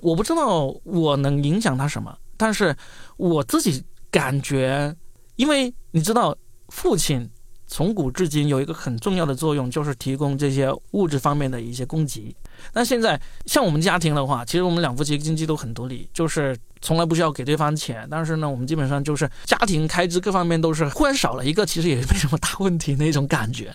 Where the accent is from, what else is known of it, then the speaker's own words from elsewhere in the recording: Guangdong, China; moved away; 看看我们这个广东最穷的地方，看看这个要是读不好书就没有出路的地方